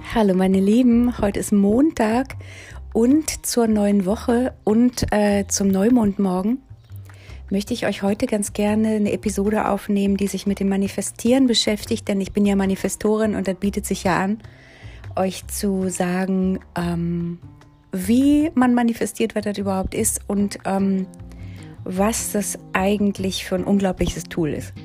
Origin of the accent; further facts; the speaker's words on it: Berlin, Germany; Ich bin ja um den Helmholtzplatz, Kollwitzplatz aufgewachsen